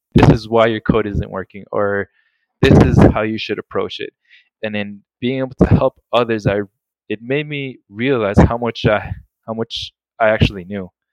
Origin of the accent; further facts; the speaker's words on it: South Florida, United States; also born or lived in Colombia; I was born in Colombia, but then when I was six, my family moved to the States and I grew up in South Florida